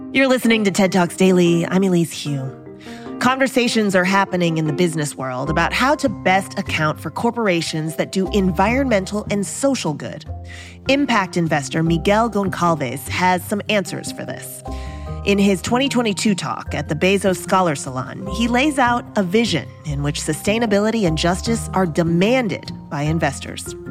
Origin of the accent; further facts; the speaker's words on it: Venezuela; I'm from Venezuela